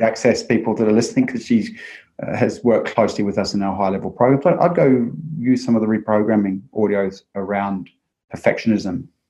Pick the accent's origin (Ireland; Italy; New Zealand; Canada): New Zealand; growing up in New Zealand